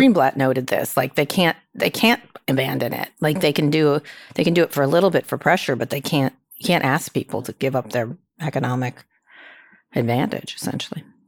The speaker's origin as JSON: {"language": "English", "town": "Princeton", "region": "New Jersey", "country": "United States", "tie": "born or raised there", "moved": "yes", "said": "I grew up in Princeton"}